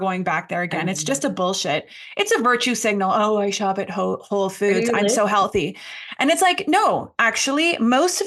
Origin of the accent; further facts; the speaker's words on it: Canada; also born or lived in Ottawa; I'm Canadian and I live in a big city. I live in Ottawa, which is the capital here